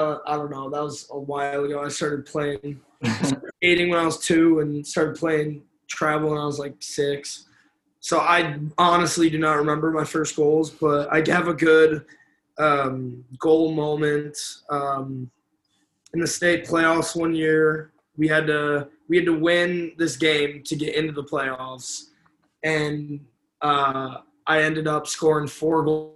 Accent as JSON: {"language": "English", "area": "Chicago area", "region": "Illinois", "country": "United States", "said": "I'm from the Chicago area, like 45 minutes away from the city"}